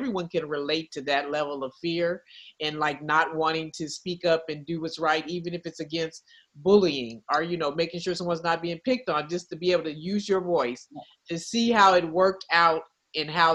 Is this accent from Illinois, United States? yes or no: no; Oakland, California, United States; our childhood growing up in the Bay Area, Oakland